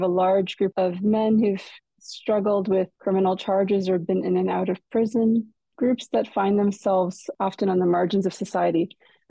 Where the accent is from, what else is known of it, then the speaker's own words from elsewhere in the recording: Quebec, Canada; moved away as an adult; now in London, Canada; I'm from McGill, I'm from Quebec